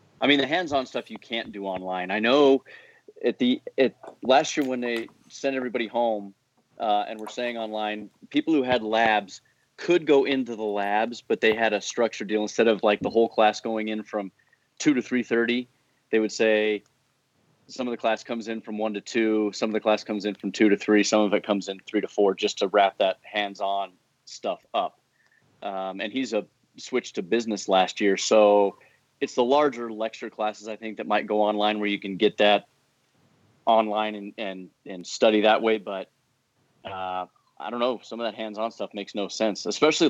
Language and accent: English; Fort Collins, Colorado, United States; moved away as an adult; also born or lived in Denver, Colorado; now in Bozeman, United States; grew up in Fort Collins, north of Denver.